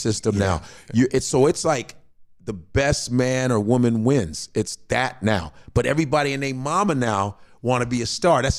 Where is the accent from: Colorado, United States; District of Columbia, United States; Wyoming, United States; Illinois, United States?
Illinois, United States; Chicago; moved away as an adult; now in New York, United States; I'm from Chicago, blue collar family.